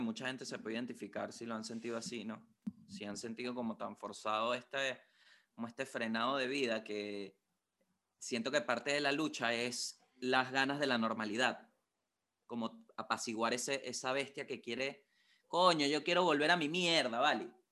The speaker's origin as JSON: {"language": "Spanish", "country": "Venezuela", "moved": "yes", "lives_now": "Santiago, Chile", "said": "como buen venezolano"}